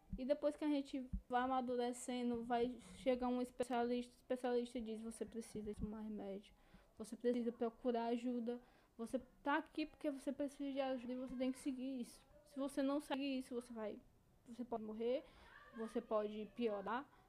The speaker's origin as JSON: {"language": "Portuguese", "country": "Brazil", "said": "E a gente é brasileiro"}